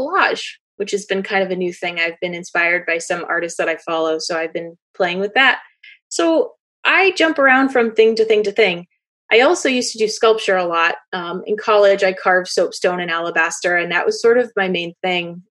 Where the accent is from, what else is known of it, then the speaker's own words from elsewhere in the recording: Western Maine, United States; also born or lived in Chester, New Hampshire; I grew up in Western Maine